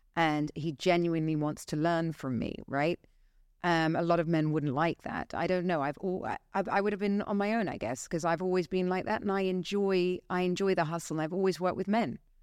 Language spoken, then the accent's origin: English; Dorset, South West England, United Kingdom; now in Dubai, United Arab Emirates; I grew up in Dorset